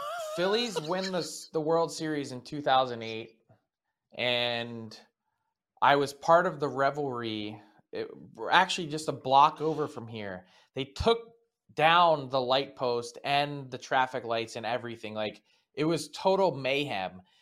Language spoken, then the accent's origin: English; Philadelphia, Pennsylvania, United States; my hometown